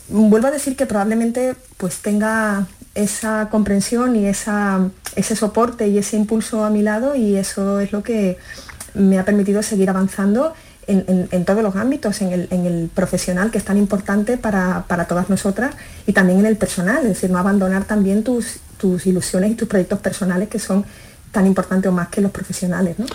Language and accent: Spanish; Galicia, Spain; born there; nací en Galicia, mis padres son, son gallegos y, bueno, por, su dedicación laboral era magistrado, pues la verdad es que vivimos en, muchas ciudades de España